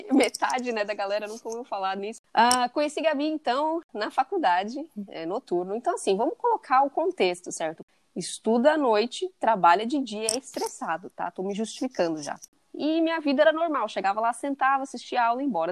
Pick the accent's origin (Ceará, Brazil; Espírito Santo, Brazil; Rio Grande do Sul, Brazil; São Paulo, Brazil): São Paulo, Brazil; moved away as an adult; also born or lived in England; now in Nebraska, United States; Eu nasci em São Paulo, morei em São Paulo minha vida toda, até 2016